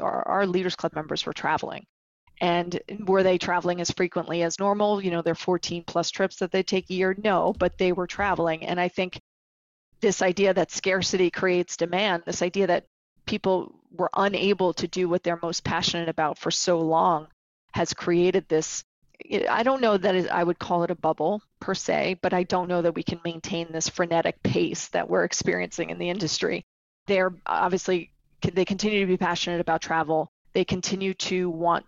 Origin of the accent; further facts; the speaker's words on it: New York City, New York, United States; as a New Yorker